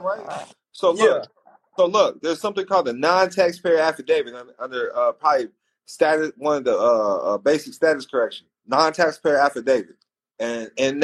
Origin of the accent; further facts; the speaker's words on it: Quincy, Illinois, United States; also born or lived in St. Louis, Missouri; I'm from Illinois. I'm from Little Chicago, Quincy, Illinois.